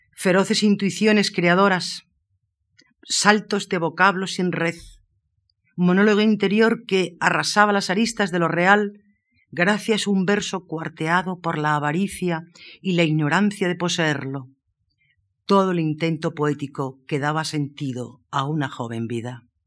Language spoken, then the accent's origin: Spanish; Moraleja, Extremadura, Spain; born or raised there